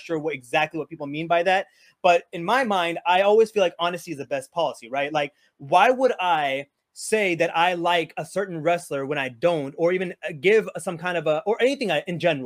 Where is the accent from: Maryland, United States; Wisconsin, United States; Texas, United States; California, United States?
Texas, United States; Houston; I grew up with her in Houston